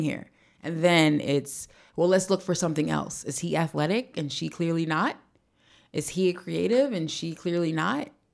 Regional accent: East Orange, New Jersey, United States; I'm from East Orange

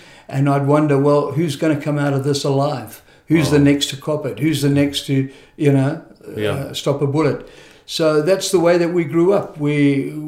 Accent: Zimbabwe; moved away; also born or lived in South Africa / England; I was born in Rhodesia, which then became Zimbabwe

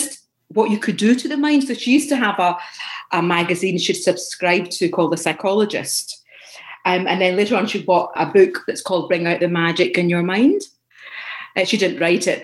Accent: Glasgow, Scotland, United Kingdom; also born or lived in Pakistan; So we moved to Glasgow

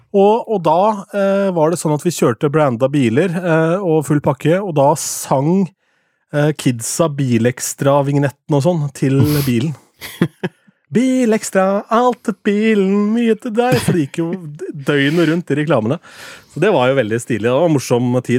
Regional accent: Askim, Østfold, Norway; moved away; lokalradioen hjemme i Askim

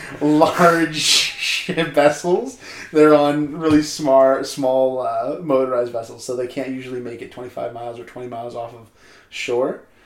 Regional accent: Canada; as a Canadian citizen

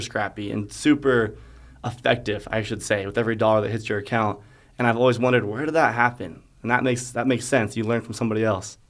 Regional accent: Alpine, United States; Growing up in Alpine, I had a lot of people that knew a lot

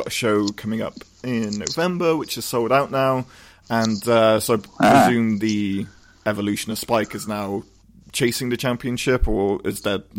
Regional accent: Cheltenham, South West England, United Kingdom; Oh, you know, back in Cheltenham.

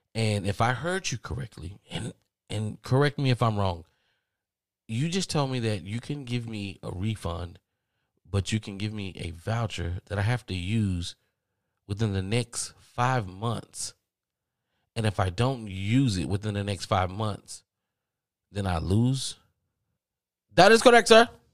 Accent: the South, United States; accent: Southern drawl; I'm from the South, and maybe I do have a Southern draw

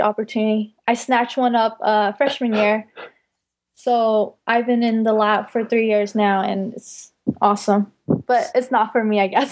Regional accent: Bay Area, California, United States; now in Davis, United States; I'm primarily from the Bay Area

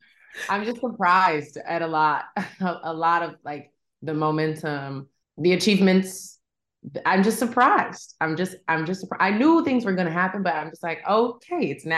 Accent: Tennessee, United States; I'm from Tennessee.

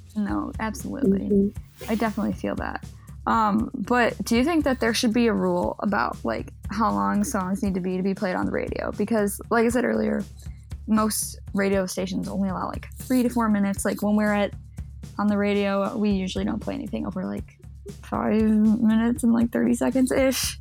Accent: Chicago, Illinois, United States; it's Chicago. We got to shout out my hometown.

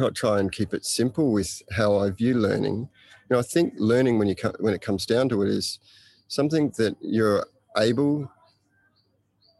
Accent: Australia; now in Bali, Indonesia; I'm an Australian living and working in Bali at Green School Bali

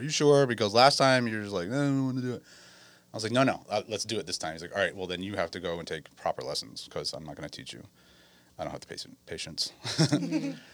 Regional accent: Westerly, Rhode Island, United States; also born or lived in California; now in Wisconsin, United States; I am from Westerly, Rhode Island, um, born and raised

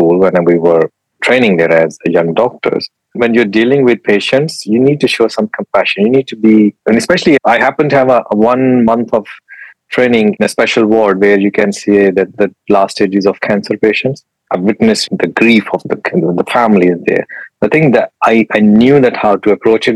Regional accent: Pakistan; English is a second language; moved away as an adult; now in United Kingdom; I'm from Pakistan

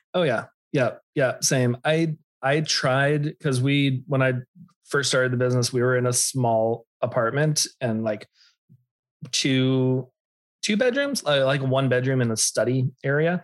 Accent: Austin, Texas, United States; I grew up in Austin

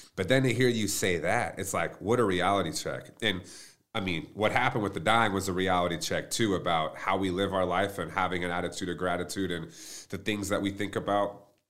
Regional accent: Plano, Texas, United States; growing up, I mean, I'm from Plano, Texas

